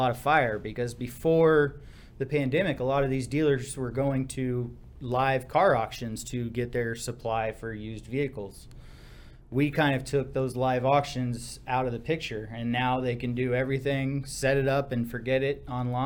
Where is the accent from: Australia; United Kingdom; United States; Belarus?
United States; Seguin, Texas; also born or lived in Austin, Texas; I grew up in Seguin, small town, kind of in between San Antonio and Austin